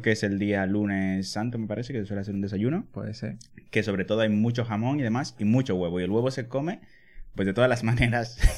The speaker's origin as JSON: {"language": "Spanish", "country": "Dominican Republic", "tie": "born or raised there"}